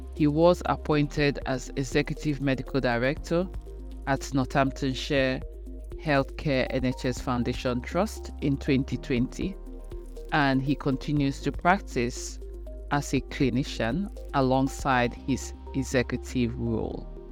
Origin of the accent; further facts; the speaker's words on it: Nigeria; moved away as an adult; now in United Kingdom; I am Nigerian. I'm back home in Nigeria where I used to have a lot of support